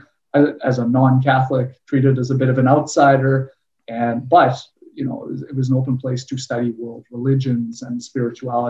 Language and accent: English; Winnipeg, Manitoba, Canada; I grew up in Winnipeg, Manitoba, Canada.